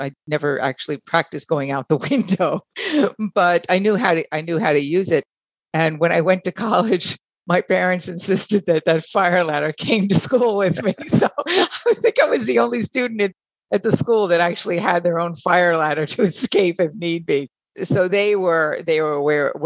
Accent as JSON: {"language": "English", "area": "Long Island", "region": "New York", "country": "United States", "tie": "born or raised there", "said": "As a kid, I remember in the neighborhood and the community that I grew up in Long Island"}